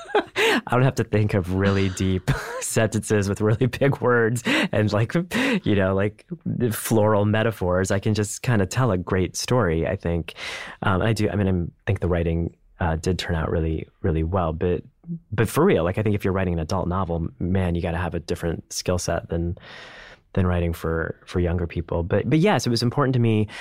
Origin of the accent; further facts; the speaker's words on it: India; as an Indian man